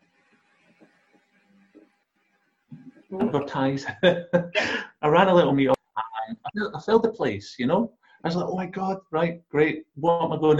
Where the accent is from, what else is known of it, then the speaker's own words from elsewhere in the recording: Glasgow, Scotland, United Kingdom; I'm from Glasgow.